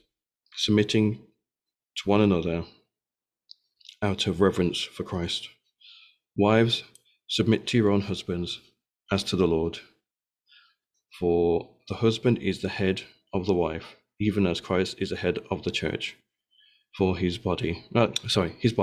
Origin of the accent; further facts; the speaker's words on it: Birmingham, West Midlands, United Kingdom; growing up in George Street in Birmingham